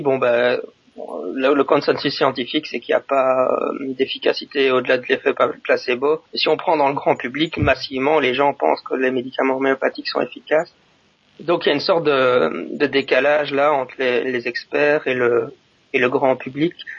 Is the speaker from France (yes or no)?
no; Belgium; now in Japan; je suis un Belge qui habite au Japon